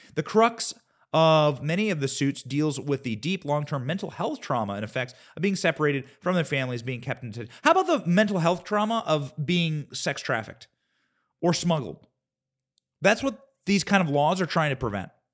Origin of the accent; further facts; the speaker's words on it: Shueyville, Iowa, United States; I grew up in a town of Shueyville, Iowa.